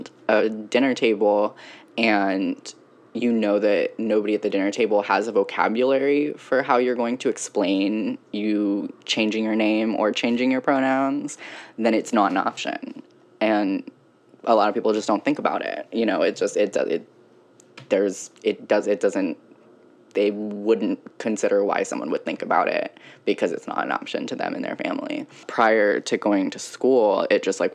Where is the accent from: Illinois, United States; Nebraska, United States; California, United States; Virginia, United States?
Virginia, United States; moved away as an adult; also born or lived in Ohio; growing up in Virginia